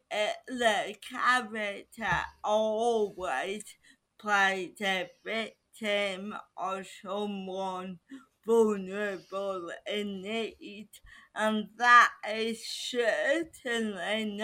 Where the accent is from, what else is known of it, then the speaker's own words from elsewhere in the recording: United Kingdom; because I am still a British person